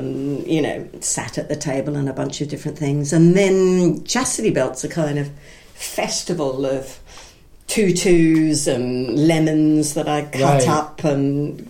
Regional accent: Brisbane, Queensland, Australia; moved away as an adult; now in London, United Kingdom; I was performing in a wonderful little theatre in my hometown of Brisbane, Labwat Repertory Theatre, whose productions were really good quality

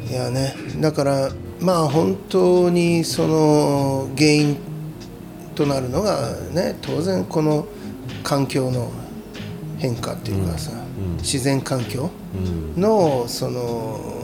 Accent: Tokoname, Aichi, Japan; moved away; 愛知県の、うん、えー、知多半島ってあるんだけど、うん、えー、その先の方のね

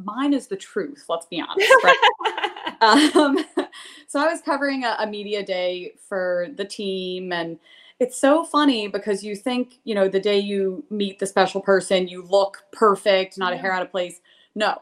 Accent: Princeton, New Jersey, United States; moved away as an adult; also born or lived in Los Angeles, California; Growing up in Princeton, New Jersey, I was a diver

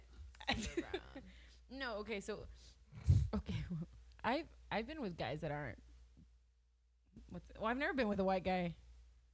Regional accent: the Valley, Texas, United States; We're all from the fucking valley

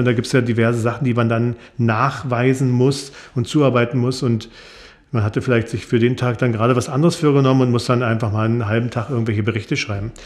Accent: Kleinmachnow, Brandenburg, Germany; ich komme aus Kleinmachnow, bin da auch geboren

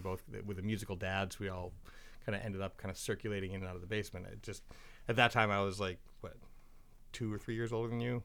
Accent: Portland, Maine, United States; we're all from Portland

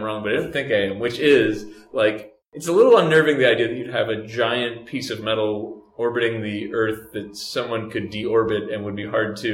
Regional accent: Texas, United States; I'm from Texas

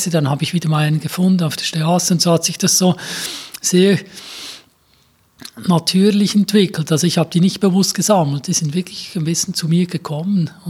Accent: Grenchen, Solothurn, Switzerland; ich bin in Gähnchen aufgewachsen, ja. das ist so das Detroit der Schweiz, also 70er Jahre äh, Uhrenindustriezusammenbruch, ein Viertel der Bevölkerung weniger.

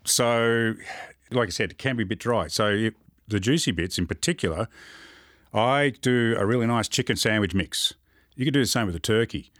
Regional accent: Moorabbin, Victoria, Australia; also born or lived in Port Lincoln, South Australia; I grew up in Moorabbin.

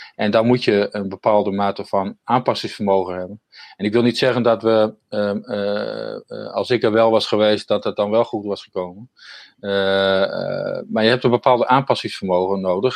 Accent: Netherlands

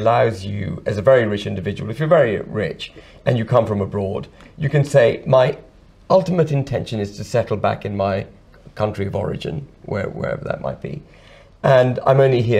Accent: United Kingdom; But I am British.

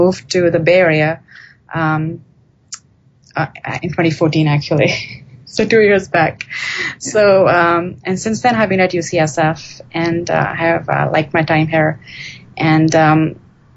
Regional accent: India; moved away; I grew up in India

